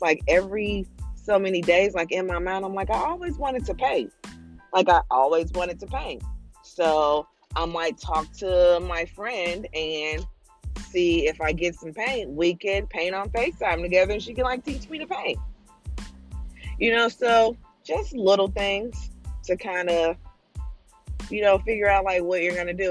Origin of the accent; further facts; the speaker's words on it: St. Louis, Missouri, United States; moved away as an adult; now in Virginia, United States; I am originally from St. Louis, Missouri, the Show Me States, um, and my entire family's there. And we have now moved to Virginia, probably three, almost four years ago.